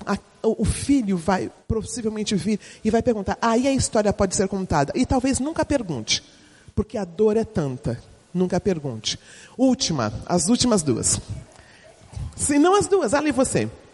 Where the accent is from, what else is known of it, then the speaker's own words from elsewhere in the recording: São Paulo, Brazil; eu sou paulistana